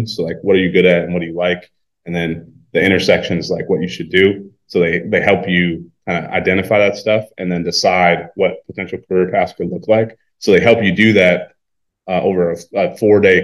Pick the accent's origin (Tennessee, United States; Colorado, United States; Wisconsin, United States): Wisconsin, United States; also born or lived in California; we're both from Wisconsin